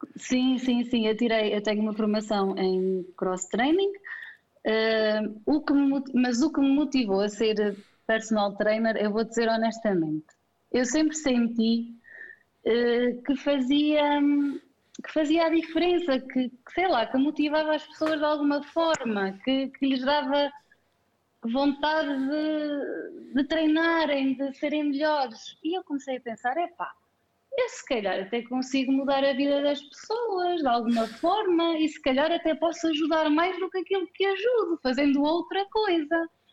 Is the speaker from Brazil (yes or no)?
no; Penalva de Castelo, Centro, Portugal; moved away as an adult; now in Viseu, Portugal; bocadinho mais ou menos longe daqui de Viseu, uh, Penalva de Castelo, mas vim estudar para Viseu e cá fiquei a trabalhar